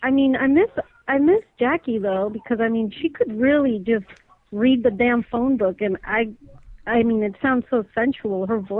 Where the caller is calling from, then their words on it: Whittier, California, United States; I'm calling from Whittier.